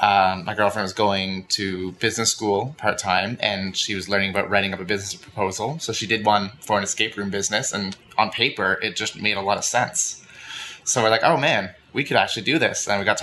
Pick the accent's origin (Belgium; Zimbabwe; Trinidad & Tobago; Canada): Canada; Ottawa, Ontario; also born or lived in Niagara; I grew up in Kanata as well for most of the time.